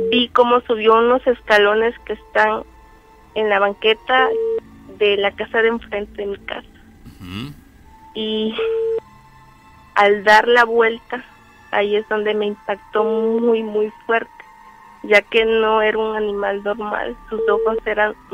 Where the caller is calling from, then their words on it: José Azueta, Veracruz, Mexico; De un municipio que se llama José Azueta, Veracruz.